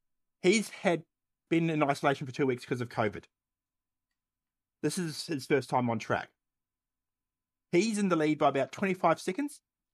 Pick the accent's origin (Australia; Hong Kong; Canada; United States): Australia; We are Australian. It comes with the territory.